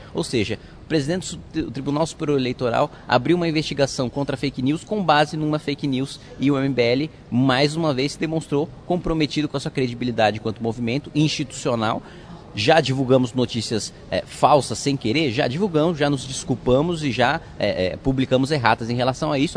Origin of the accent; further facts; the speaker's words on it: Indaiatuba, São Paulo, Brazil; eu fui criado em Indaiatuba, no interior de São Paulo